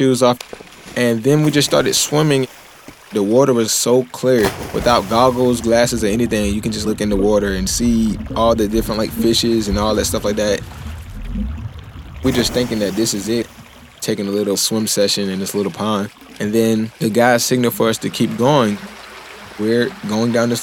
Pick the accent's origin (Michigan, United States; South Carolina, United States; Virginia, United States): South Carolina, United States; I'm a second class engine man in the United States Navy, and I'm from South Carolina